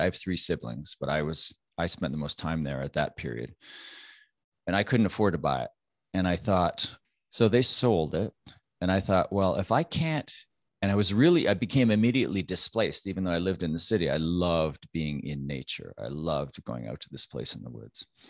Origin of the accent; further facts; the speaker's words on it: Canada; I'm Canadian